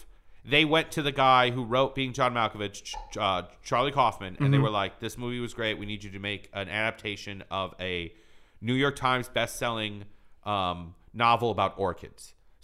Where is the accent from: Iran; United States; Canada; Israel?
Iran; born there; Like I was born in Iran, but then Iran.